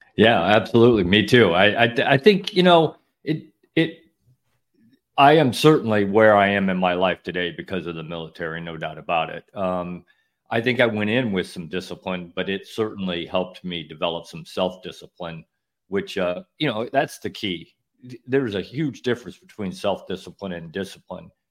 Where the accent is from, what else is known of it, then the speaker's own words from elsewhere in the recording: Northern Illinois, United States; moved away as an adult; now in Florida, United States; I grew up in Northern Illinois working on farms all summer